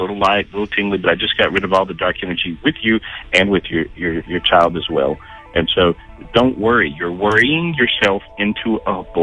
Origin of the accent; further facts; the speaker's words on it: North Carolina, United States; I'm from North Carolina.